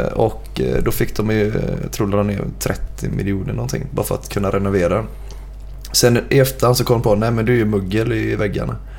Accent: Gothenburg, Västra Götaland, Sweden; Jag är uppvuxen på Bergkvistgatan

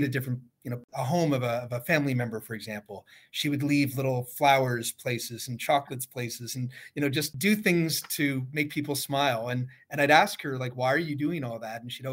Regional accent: Toronto, Ontario, Canada; growing up in Midtown Toronto

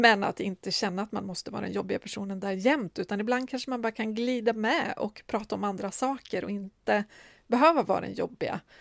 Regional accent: Medelpad, southern Norrland, Västernorrland County, Sweden; now in Stockholm, Sweden; jag kom från södra Norrland, liksom medelpad och hade exakt noll kontakter i Stockholm när jag flyttade hit.

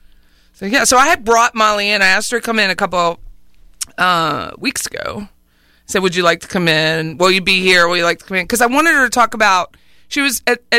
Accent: Harrisburg, Pennsylvania, United States; I'm pretty known in my hometown of Harrisburg, Pennsylvania

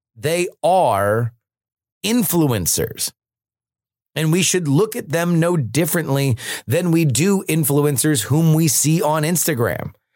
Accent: United States; as an American

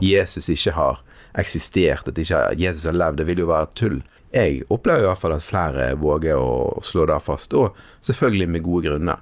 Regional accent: Western Norway, Norway; jeg har vokst opp eh, på Vestlandet, her vi sitter nå

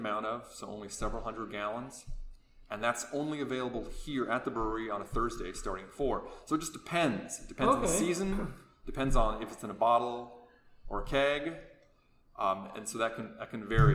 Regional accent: Anchorage, Alaska, United States; now in Palmer, United States; I grew up in Anchorage, but we've been in Palmer about 15 years now

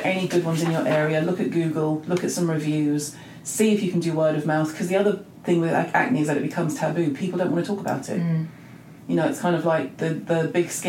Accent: England, United Kingdom; we're very English

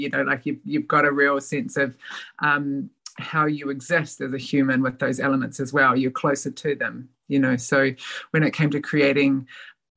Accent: New Zealand; moved away as an adult; also born or lived in Australia; now in Melbourne, Australia; My dad and family still live in my hometown

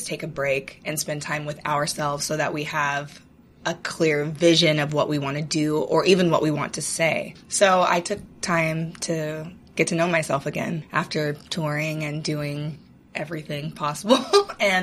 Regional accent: Seattle, Washington, United States; I'm originally from Seattle

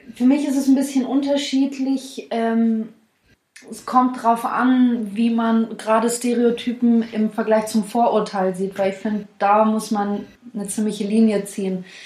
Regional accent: Swabia, Baden-Württemberg, Germany; wir kommen ja aus dem Süden, wir wohnen in Stuttgart

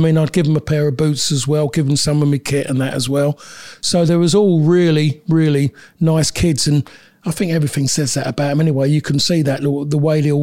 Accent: London, United Kingdom; moved away as an adult; also born or lived in Manchester; I'm a Londoner

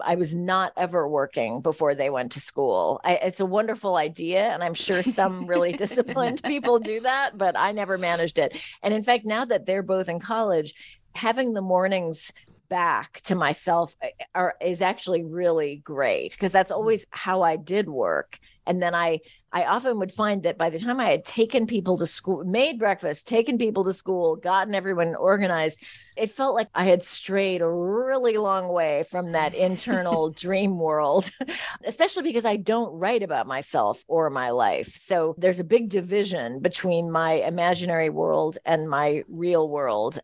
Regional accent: San Francisco, California, United States; growing up in San Francisco in the 70s

